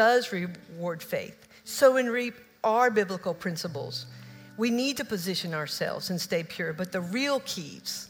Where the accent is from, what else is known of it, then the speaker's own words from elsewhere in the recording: Oak Ridge, Tennessee, United States; moved away; also born or lived in Kentucky; I grew up in Oak Ridge